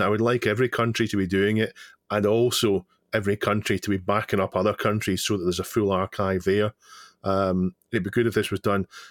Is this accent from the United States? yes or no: no; Scotland, United Kingdom; I'm Scottish